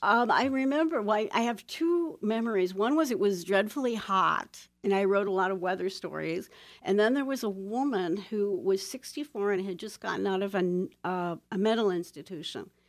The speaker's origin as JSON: {"language": "English", "town": "Toledo", "region": "Ohio", "country": "United States", "tie": "born or raised there", "moved": "yes", "said": "I was born and raised in Toledo, Ohio, in the heart of the Industrial Belt"}